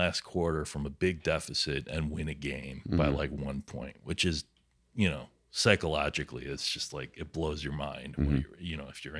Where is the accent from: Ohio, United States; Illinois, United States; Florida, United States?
Illinois, United States; and I didn't grow up in Chicago. I grew up near Chicago.